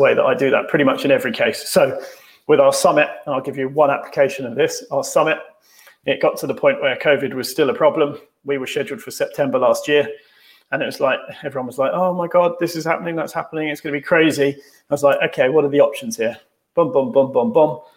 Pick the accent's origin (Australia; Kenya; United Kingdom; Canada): United Kingdom; we're British